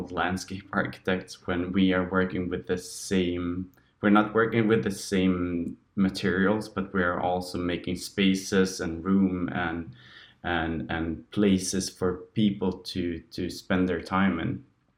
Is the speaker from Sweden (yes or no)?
yes; Sweden; moved away; And since I moved from Sweden, I kind of felt like I wanted to raise the topics not only in Swedish but also in English to gain a broader group of people.